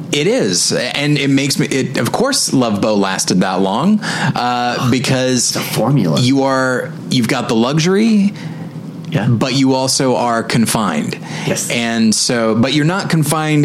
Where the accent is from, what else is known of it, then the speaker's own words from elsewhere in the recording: Taft, California, United States; moved away; my home my hometown of uh, Taft, California